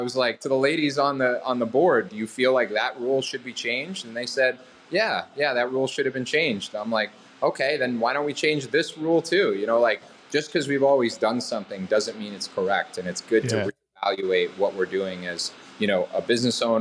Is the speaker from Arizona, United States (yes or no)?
no; Boston, Massachusetts, United States; I grew up in Boston